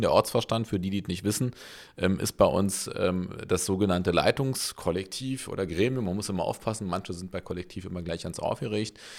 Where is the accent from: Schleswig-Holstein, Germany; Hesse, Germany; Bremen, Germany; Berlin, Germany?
Berlin, Germany; bin ja in Köpenick geboren